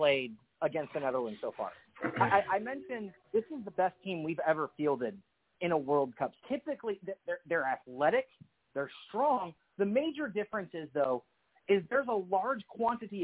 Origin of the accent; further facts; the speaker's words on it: United States; an American soccer fan